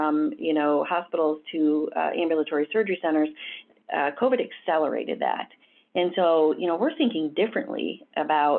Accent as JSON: {"language": "English", "region": "Southwest Michigan", "country": "United States", "tie": "born or raised there", "said": "I grew up in Southwest Michigan and started my career in nursing."}